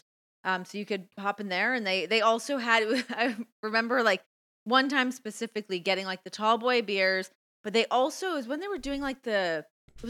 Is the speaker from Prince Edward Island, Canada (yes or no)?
no; Toronto, Ontario, Canada; moved away as an adult; also born or lived in New York; now in Las Vegas, United States; I grew up in Toronto or, like, outside Toronto, but, like, I lived in Toronto, lived in New York.